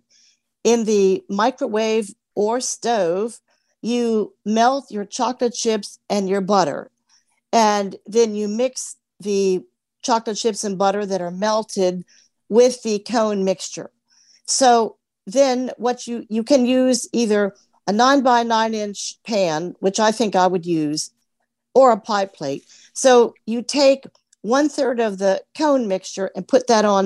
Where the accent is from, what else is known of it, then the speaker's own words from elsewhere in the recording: Alexandria, Virginia, United States; I'm from Alexandria, Virginia